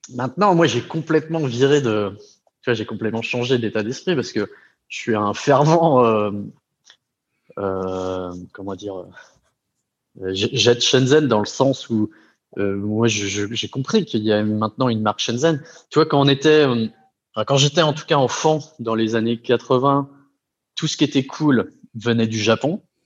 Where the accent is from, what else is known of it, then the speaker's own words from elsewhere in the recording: Brittany, France; moved away; je suis breton d'origine.